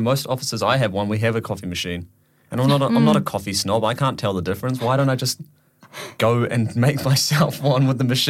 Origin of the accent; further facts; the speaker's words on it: Auckland, New Zealand; now in London, United Kingdom; I'm from New Zealand in Auckland, and it's a lot smaller city than London, a lot smaller.